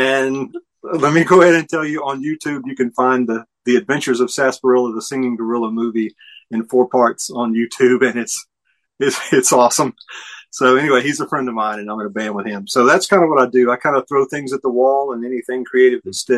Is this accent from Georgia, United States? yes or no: yes; Newnan, Georgia, United States; now in Atlanta, United States; I was born in Newnan, Georgia, which is the famous birthplace of country singer … And so, and we were, friends in high school or whatever. And so, and went to college in South Georgia, and then moved back up to Atlanta.